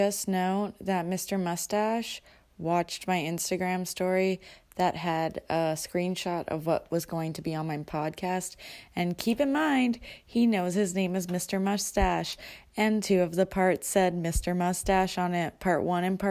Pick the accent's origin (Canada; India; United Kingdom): Canada; being a Canadian